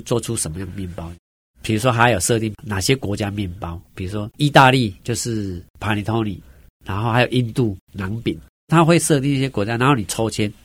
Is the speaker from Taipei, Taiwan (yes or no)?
no; Neipu, Pingtung County, Taiwan; moved away; 我在我们乡下，我们屏东内埔龙泉这个地方，每年我都会回去颁奖学金啊